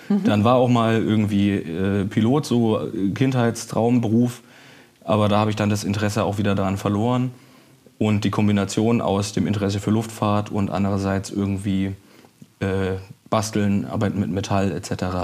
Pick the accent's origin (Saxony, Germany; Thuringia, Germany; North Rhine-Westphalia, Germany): Saxony, Germany; Dresden; moved away as an adult; now in Hamburg, Germany; Genau, ja, ich habe den Fluss behalten, aber die Stadt gewechselt. Aus Dresden komme ich und bin für die Ausbildung dann nach Hamburg gezogen.